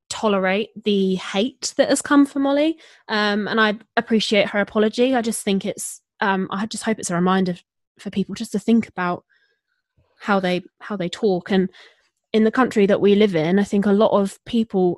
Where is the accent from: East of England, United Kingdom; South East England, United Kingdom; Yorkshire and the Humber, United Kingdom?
East of England, United Kingdom; Hertfordshire; I grew up in Hertfordshire